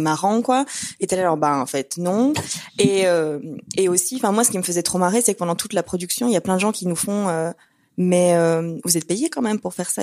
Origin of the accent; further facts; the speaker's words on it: Brussels, Brussels-Capital Region, Belgium; on est de Bruxelles